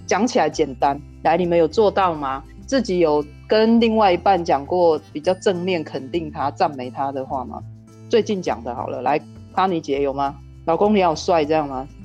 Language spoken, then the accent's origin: Chinese; Yunlin County, Taiwan; 二十年前我们云林人都在封果根咖啡